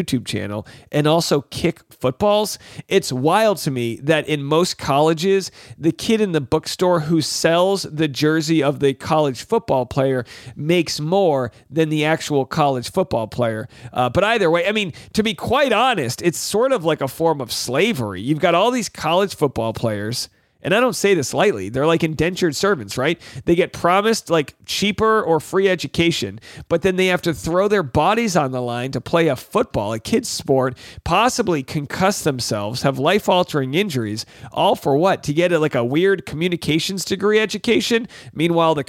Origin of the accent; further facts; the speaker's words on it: New England, United States; I'm from New England